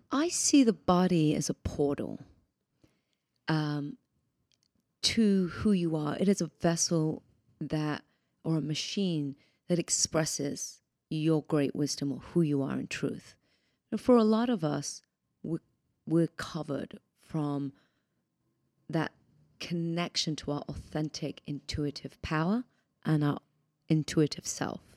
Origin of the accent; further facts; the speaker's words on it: United Kingdom; moved away as an adult; now in United States; I'm British originally